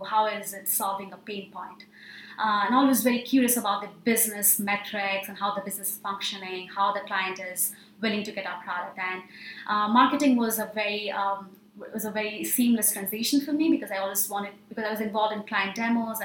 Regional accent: India; moved away as an adult; now in Chicago, United States; I'm from India, and I did my undergrad

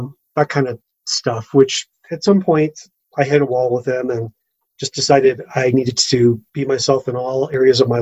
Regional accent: Orange County, California, United States; moved away as an adult; also born or lived in Los Angeles, United States; now in Evergreen, United States; I grew up in Orange County and I lived in LA for years working in entertainment and been here in Evergreen for 5 years now.

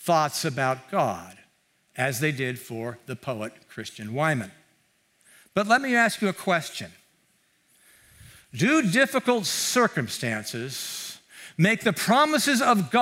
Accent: Mountain View, California, United States; I grew up here in Mountain View

